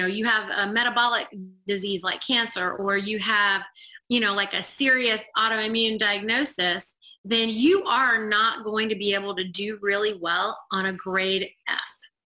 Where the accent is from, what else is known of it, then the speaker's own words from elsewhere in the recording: India; And I know I'm Indian and I can tolerate the sun a lot more